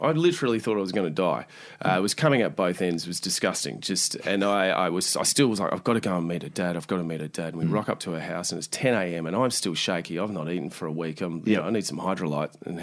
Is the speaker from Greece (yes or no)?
no; Australia; as Australians